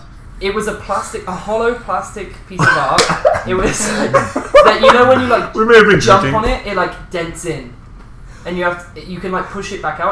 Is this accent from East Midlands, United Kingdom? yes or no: no; West Country, South West England, United Kingdom; I'm from the West Country